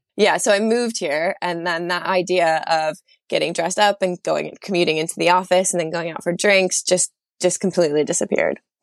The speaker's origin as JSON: {"language": "English", "country": "United States", "moved": "as an adult", "lives_now": "London, United Kingdom", "said": "as an American"}